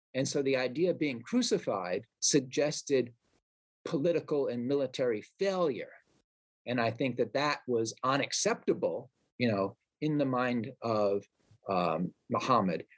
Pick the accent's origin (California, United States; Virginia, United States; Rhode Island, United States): Rhode Island, United States; Providence; my hometown of Providence, Rhode Island